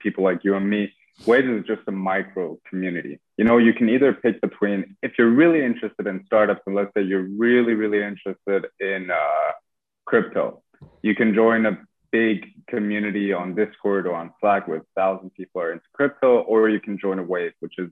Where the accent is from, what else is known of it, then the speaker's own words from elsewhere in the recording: Iran; moved away as an adult; now in London, United Kingdom; I'm from Iran. I lived there my entire life